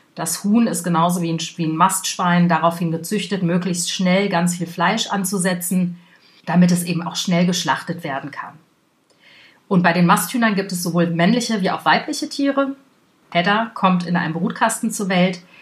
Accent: Germany; bei uns in Deutschland

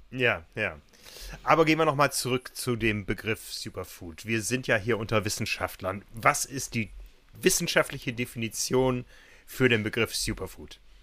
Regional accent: North Rhine-Westphalia, Germany; accent: Westphalian; Das kommt so eher aus dem Westfälischen. Man hört es meiner Stimme ja so ein bisschen

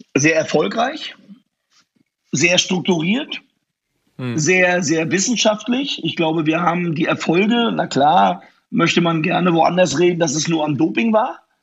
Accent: Rostock, Mecklenburg-Vorpommern, Germany; wenn du dann in Rostock groß bist

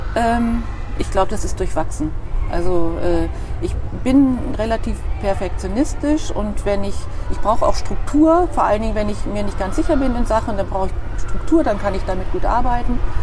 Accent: Dülbergen near Verden, Lower Saxony, Germany; now in Bremen, Germany; Dülbergen ist ein ganz kleines Dorf in der Nähe von Pferden. Von Pferden. Und ähm, ich bin nicht mal in Dülbergen direkt geboren, sondern noch einen Kilometer abseits in den Wiesen. Da stand ein kleines Hirtenhaus alleine da, und da Hausgeburt. Ja, ja, da bin ich aufgewachsen

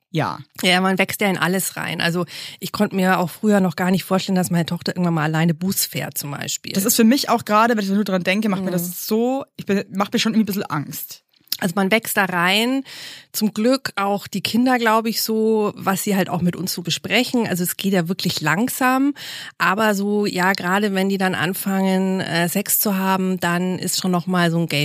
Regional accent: Munich, Bavaria, Germany; ich komme ja aus München

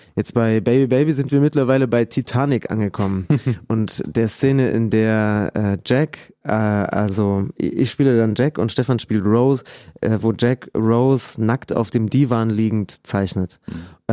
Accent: Lampertswalde, Saxony, Germany; Wir kommen aus Lampertswalde, so ein Mini-Dorf zwischen Dresden und Leipzig, so richtig Pampa, so 300 Leute. Und das ist, äh, das ist äh, total schön da aufgewachsen

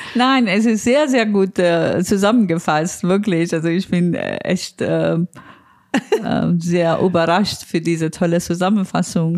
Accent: Iran; now in Berlin, Germany; mein Land

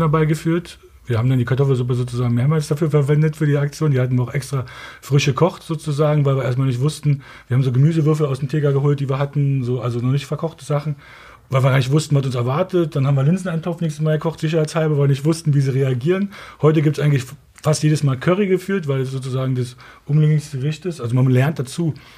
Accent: Berlin, Germany; Wir kommen hier aus Ostberlin da hinten. Meine Eltern sind da groß geworden

